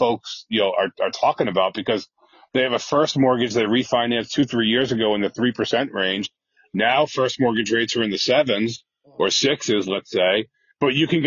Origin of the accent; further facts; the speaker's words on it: New Hampshire, United States; moved away as an adult; now in Massachusetts, United States; So New Hampshire, which is where I'm from. I happen to live in Massachusetts right now, but we'll leave that alone. I'm not really a Massachusetts guy, but I was, you know, born and bred in New Hampshire for the most part